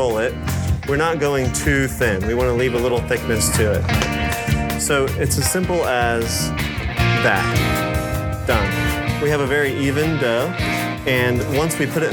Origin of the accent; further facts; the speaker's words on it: Philadelphia, Pennsylvania, United States; also born or lived in Israel; I was born in Israel, and when I was 4, my family immigrated to Philadelphia